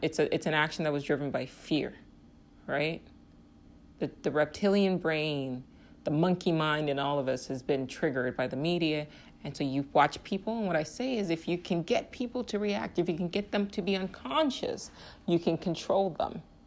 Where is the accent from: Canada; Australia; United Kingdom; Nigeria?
Nigeria; now in United States; I'm from Nigeria